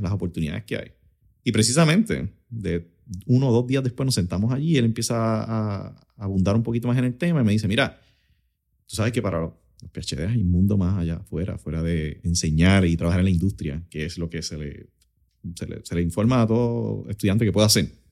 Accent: Utuado, Puerto Rico; also born or lived in Lares, Puerto Rico / Arecibo, Puerto Rico; nacido y criado en Utuado, en el barrio Ángeles

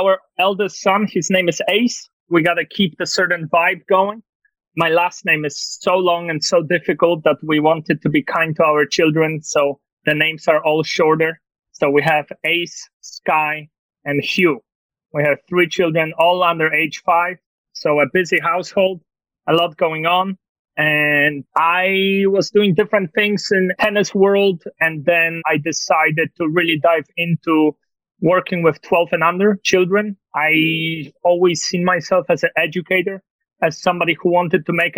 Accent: Poland; English is a second language; moved away as an adult; also born or lived in Tulsa, Oklahoma, United States; now in United States; I was born and raised in Poland, so I'm not faking this accent

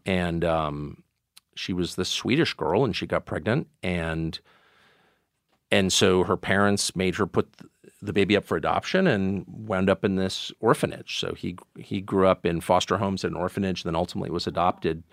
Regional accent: La Jolla, California, United States; also born or lived in Maine; I grew up in California and, um, Southern California.

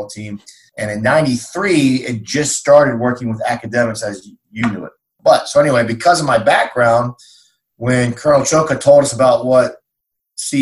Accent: Western Maryland, United States; we grew up in Western Maryland

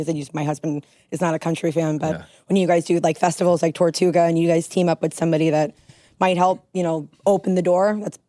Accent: United States; I'm American

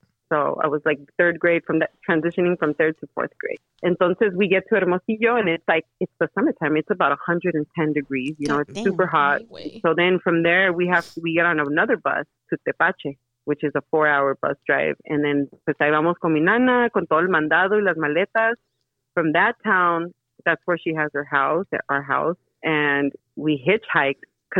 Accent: Salinas, California, United States; also born or lived in Sonora, Mexico / Arizona; I grew up in East Salinas, so there was a lot of violence, you know, around me at home and, you know, at school. And we grew up right on Cooper Street in front of Fremont School.

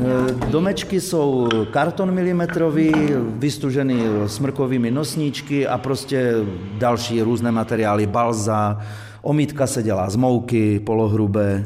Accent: northern Bohemia, Czechia; moved away as an adult; now in Bohumín, Czech Republic; v severních Čechách, odkud pocházím

